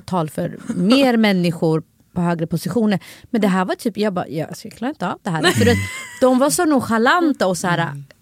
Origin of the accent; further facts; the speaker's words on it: Stockholm, Stockholm County, Sweden; jag är också från Husby. Mm. Jag växte upp med många kulturer runt omkring mig.